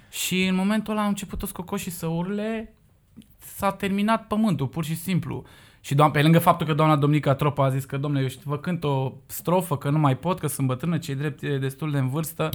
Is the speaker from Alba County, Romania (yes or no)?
yes; Cugir, Alba County, Romania; eu sunt din Cugir